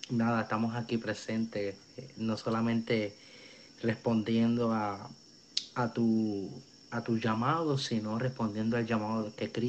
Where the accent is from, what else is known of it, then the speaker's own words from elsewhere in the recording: Río Piedras, Puerto Rico; Eh, soy nacido y criado en Puerto Rico. Eh, nací en Río Piedras, tengo la edad de 21 años